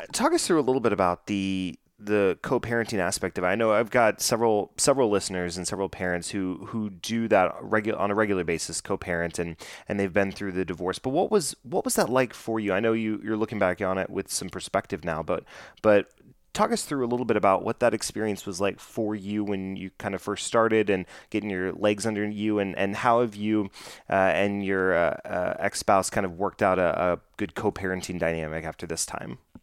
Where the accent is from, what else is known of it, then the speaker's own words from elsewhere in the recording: Dallas, Texas, United States; born and raised here in the Dallas Fort Worth area